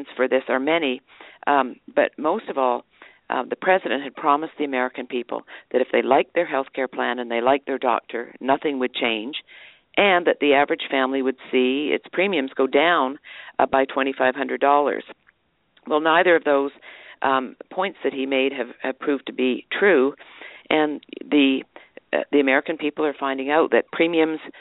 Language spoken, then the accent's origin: English; Vancouver, British Columbia, Canada; moved away as an adult; now in United States; I was born in Canada, on the West Coast in Vancouver. I grew up in Canada